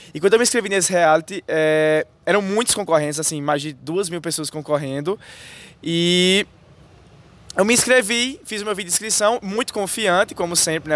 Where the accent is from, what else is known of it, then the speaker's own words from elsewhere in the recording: Serra Branca, Paraíba, Brazil; eu sou natural de Serra Branca, Paraíba, e todos os dias eu venho estudar aqui em Campina Grande